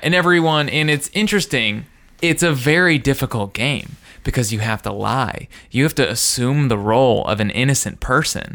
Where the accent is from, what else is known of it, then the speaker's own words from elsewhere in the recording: Indiana, United States; kids in my, uh, in my hometown